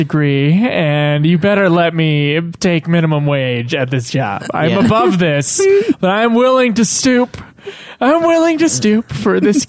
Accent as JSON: {"language": "English", "town": "Provo", "region": "Utah", "country": "United States", "said": "Provo, which is where we're all from, except for Caleb."}